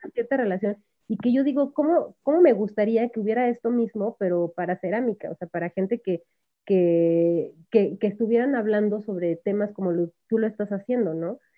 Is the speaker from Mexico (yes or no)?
yes; Mexico; first language Spanish; ¿cómo voy a dejar mi país?